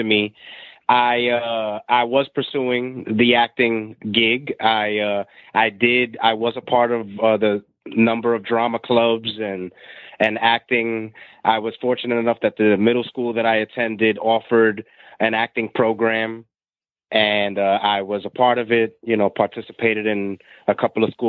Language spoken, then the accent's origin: English; New York City, New York, United States; I was born and raised in New York City on the other side of the tracks